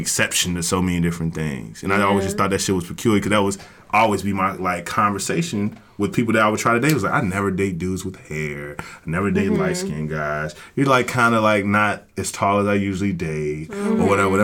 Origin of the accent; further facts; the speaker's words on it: the South, United States; I'm from the South